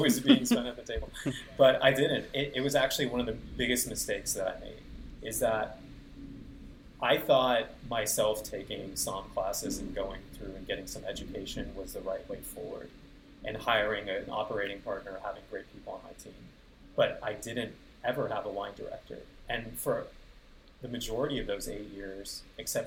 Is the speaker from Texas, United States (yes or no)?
yes; Houston, Texas, United States; now in Austin, United States; my hometown